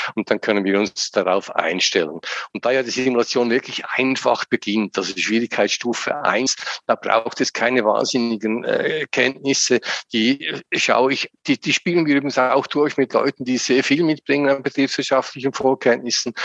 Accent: Lucerne, Switzerland; moved away as an adult; now in St. Gallen area, Switzerland; Ich bin in Luzern aufgewachsen aus der Innerschweiz.

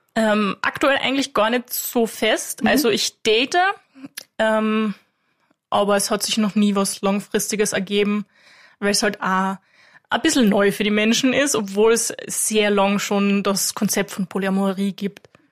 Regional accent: Klagenfurt, Carinthia, Austria; Ich bin aus Klagenfurt

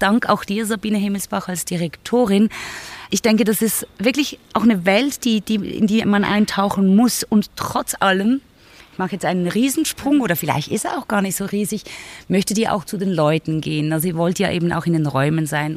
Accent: Basel, Basel-Stadt, Switzerland; Ich bin gebürtige Baslerin

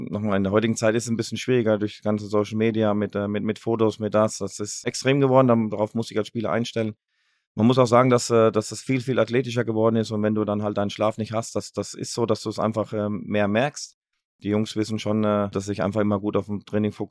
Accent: Baden-Württemberg, Germany; also born or lived in Ruhr area; aber ich bin Badenser und das werde ich auch immer bleiben. Ähm, das, ist, das ist meine Heimat. Ruhrgebiet hat mich, hat mich geprägt, mein halbes Leben hier verbracht.

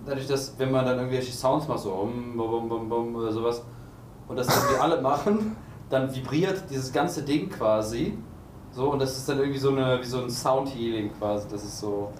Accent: Cologne, North Rhine-Westphalia, Germany; ich komme ja aus Köln

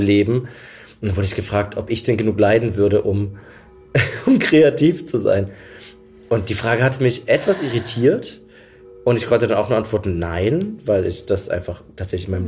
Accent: near Dresden, Saxony, Germany; Ich komme ja eigentlich aus der Nähe von Dresden.

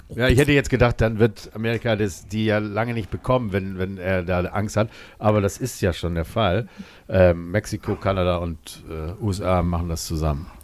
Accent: Germany; als Deutscher

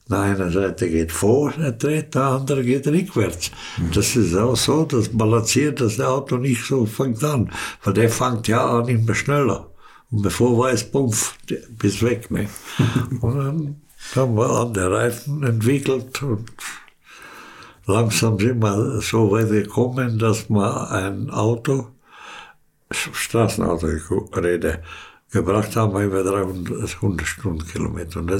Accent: Canada; German is a second language; Und wir sind in Nigeria in Kriegszeit in Biaf nach Biafra gegangen und haben wir gearbeitet, weil wir als Kanadier konnten man da arbeiten.

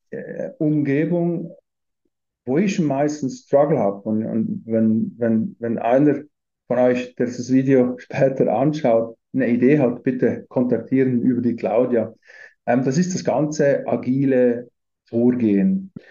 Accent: Valais, Switzerland; aufgewachsen bin ich in Wallis, Süd, Südschweiz

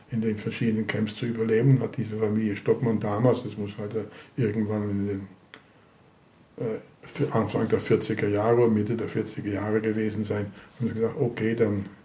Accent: Amsterdam, North Holland, Netherlands; also born or lived in Hagen, Germany; Gut, ich bin dann in Hagen geboren worden, im Dezember 40 und in irgendwann in 42 mussten sie dann umziehen in die sogenannte Rivierenbuurt in Amsterdam. Das ist also Amsterdam Süd, äh, bei der Maastraat, Waalstraat, Lexstraat, Rheinstraat

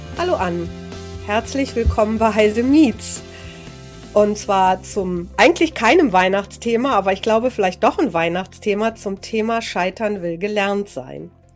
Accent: Germany; als Deutsche

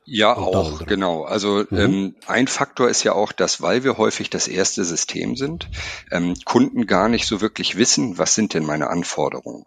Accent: Germany; ich bin ja selber Deutscher

